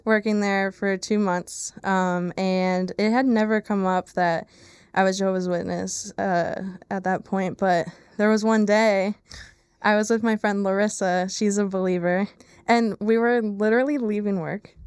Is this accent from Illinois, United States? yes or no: no; Lehigh Valley, Pennsylvania, United States; I am born and raised in the Lehigh Valley in Pennsylvania